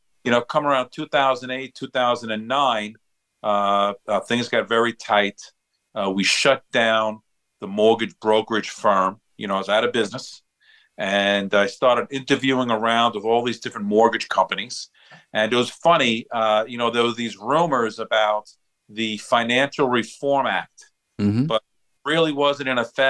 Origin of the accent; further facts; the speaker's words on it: Long Island, New York, United States; I'm born and raised on Long Island.